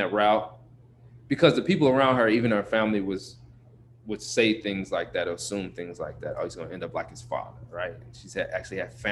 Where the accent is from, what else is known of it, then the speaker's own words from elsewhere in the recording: Chicago, Illinois, United States; Born and raised on the South Side of Chicago, to a single mom.